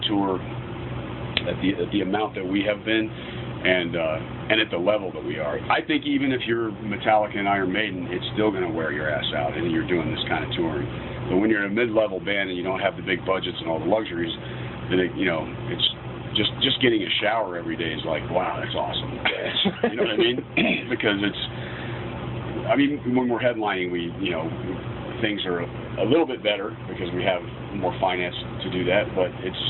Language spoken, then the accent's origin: English; Florida, United States; moved away; I came from Florida